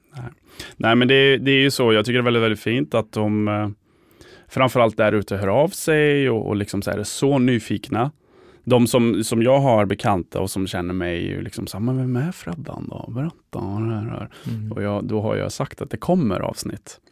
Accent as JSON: {"language": "Swedish", "town": "Sunne", "region": "Värmland", "country": "Sweden", "tie": "born or raised there", "moved": "as an adult", "lives_now": "Stockholm, Sweden", "said": "jag var 18 år i Sunne"}